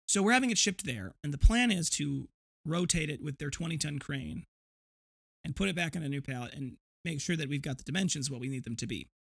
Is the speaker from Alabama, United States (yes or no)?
no; Janesville, Wisconsin, United States; my hometown of Janesville, not that far away